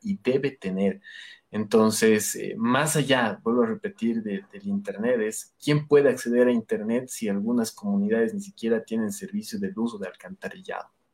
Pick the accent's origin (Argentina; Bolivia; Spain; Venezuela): Bolivia; nosotros como, como bolivianos